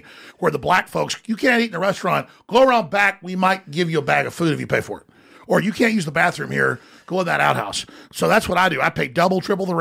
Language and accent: English; Austin, Texas, United States; I've been there since high school